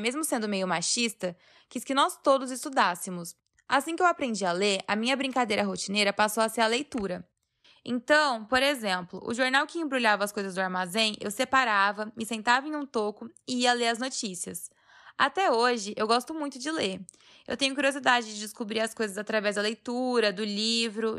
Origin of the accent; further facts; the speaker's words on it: Rancho Alegre, Paraná, Brazil; moved away; also born or lived in Santa Mariana; Eu nasci em Santa Mariana, acho que deve ser no norte do Paraná, mas aonde eu passei mais a minha infância mesmo foi em Rancho Alegre